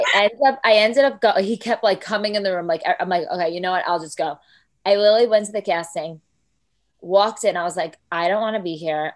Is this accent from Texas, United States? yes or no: no; New Jersey, United States; I'm from Jersey